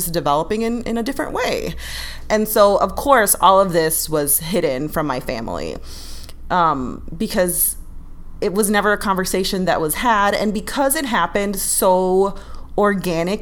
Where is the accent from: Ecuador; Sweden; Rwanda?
Ecuador; living in Ecuador and growing up in Ecuador